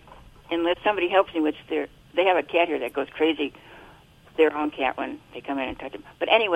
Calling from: Buena Park, California, United States; Buena Park, California.

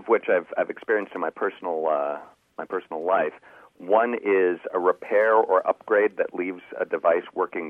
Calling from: Aurora, Illinois, United States; I'm calling from Aurora, Illinois.

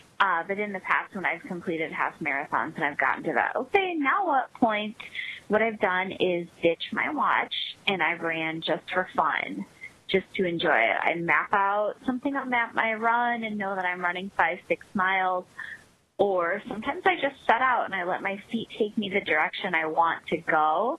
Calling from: Chicago, Illinois, United States; I'm calling from the Chicago area.

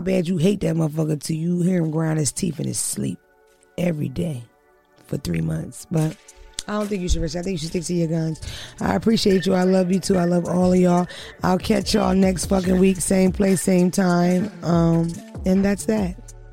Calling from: Louisiana, United States; I'm calling from Louisiana

